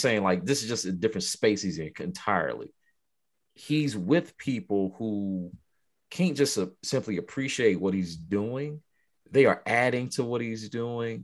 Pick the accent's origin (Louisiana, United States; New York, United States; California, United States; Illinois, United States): Illinois, United States; Chicago; moved away; I grew up in Chicago for a time too